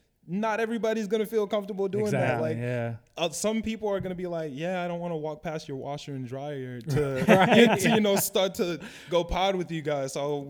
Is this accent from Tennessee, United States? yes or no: no; Oak Park, Illinois, United States; So I'm from Oak Park, Illinois. Right. That's where I was born and raised.